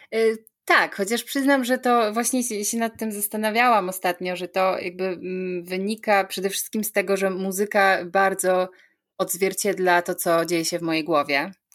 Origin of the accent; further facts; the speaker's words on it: Sidzina, Lesser Poland, Poland; pochodzę z malowniczych Beskidów, dokładnie z miejscowości Sidzina, gdzie wszystko się zaczęło